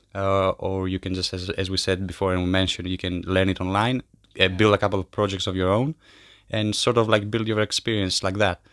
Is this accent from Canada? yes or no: no; Kardamyli, Peloponnese, Greece; moved away as an adult; also born or lived in Albania / Brighton, United Kingdom; I come from Albania, uh, but I grew up in Greece in a small village called Kardamili.